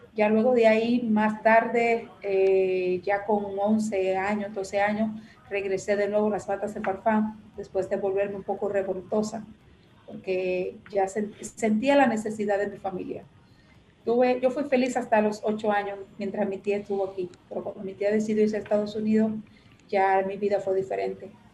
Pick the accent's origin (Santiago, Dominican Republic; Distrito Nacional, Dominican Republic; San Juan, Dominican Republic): San Juan, Dominican Republic; Matas de Farfán; moved away; llegué donde estaba mi abuela, donde estaba mi familia, que eran mis raíces, mi tierra.